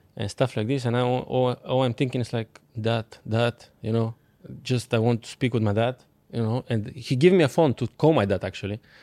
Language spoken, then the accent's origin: English; Bulgaria; English is a second language; moved away as an adult; I'm coming from Bulgaria